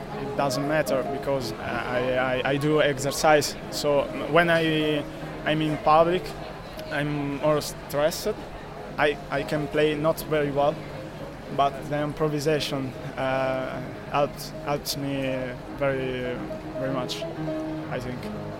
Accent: Italy; English is a second language; I'm from Italy.

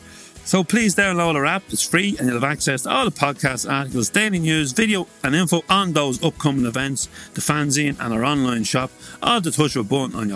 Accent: Drogheda, Leinster, Ireland; in Drogheda, my hometown

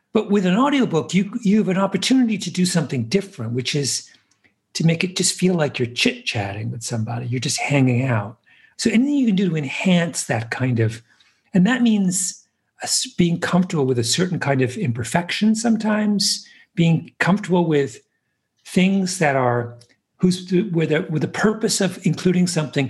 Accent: New York, United States; as a New Yorker

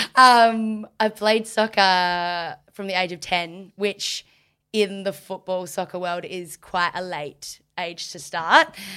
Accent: Margaret River, Western Australia, Australia; growing up in Margaret

